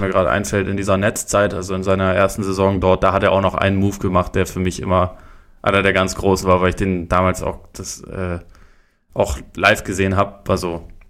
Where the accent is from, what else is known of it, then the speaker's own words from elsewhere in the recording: the South, Southern Germany, Germany; bei uns im Süden